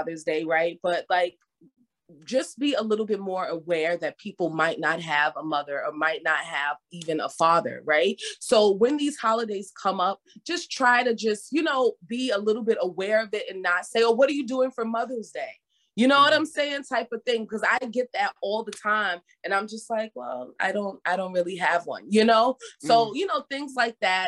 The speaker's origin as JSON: {"language": "English", "town": "New York City", "region": "New York", "country": "United States", "tie": "born or raised there", "said": "born and raised in the Bronx"}